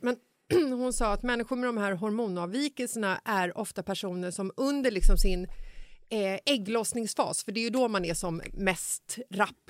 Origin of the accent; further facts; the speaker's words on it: Stockholm, Stockholm County, Sweden; I Bagarmossen, där jag är uppvuxen